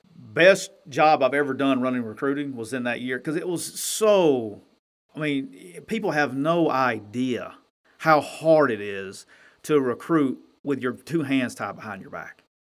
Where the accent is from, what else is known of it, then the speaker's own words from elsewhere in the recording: Alabama, United States; now in Mississippi, United States; I'm from Alabama and I live in Mississippi.